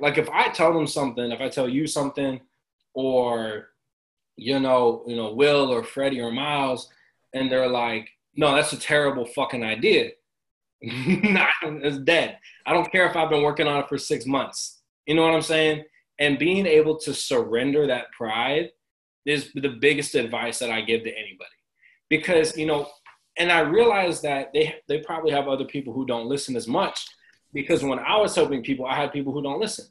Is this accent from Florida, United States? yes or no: yes; Tampa, Florida, United States; I'm from Tampa